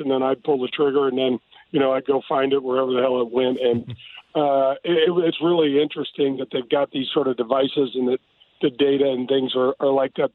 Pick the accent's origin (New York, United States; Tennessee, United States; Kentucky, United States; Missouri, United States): Missouri, United States; North County; I grew up in North County